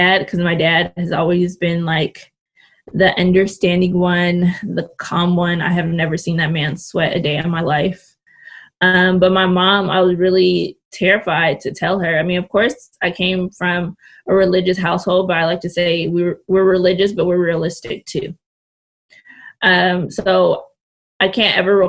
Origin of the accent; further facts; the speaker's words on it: Richmond, California, United States; born and raised in California. Actually in the Bay Area. I'm from Richmond, California